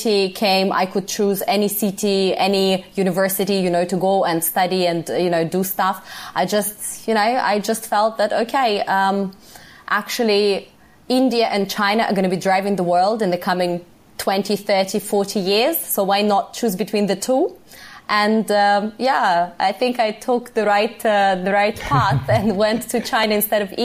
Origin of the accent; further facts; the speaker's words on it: Russian Far East, Russia; moved away; I was actually born in Russia, in the Far East.